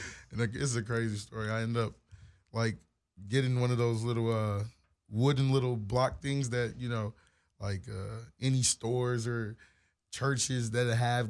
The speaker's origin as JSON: {"language": "English", "town": "Joliet", "region": "Illinois", "country": "United States", "tie": "born there", "also_born_or_lived": "Minnesota / Detroit, Michigan", "said": "So I was born in Joliet, Illinois. So okay. I lived in Illinois. I got family still out that way. And I moved from Illinois to Minnesota"}